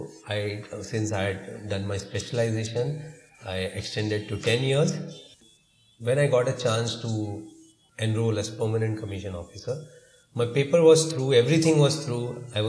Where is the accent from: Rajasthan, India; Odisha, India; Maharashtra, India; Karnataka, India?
Maharashtra, India; Mumbai; we are primarily from Bombay, born and brought up here